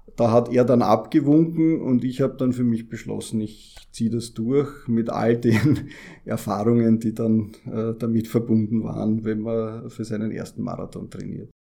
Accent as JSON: {"language": "German", "region": "Vienna", "country": "Austria", "said": "als Wiener"}